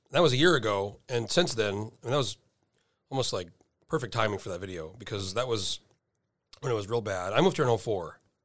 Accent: New Mexico, United States; I grew up in New Mexico

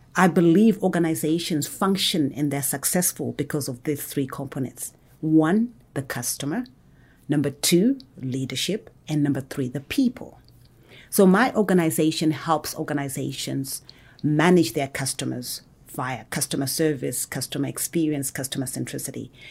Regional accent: Zimbabwe; now in Atlanta, United States; I was actually born and raised in Zimbabwe.

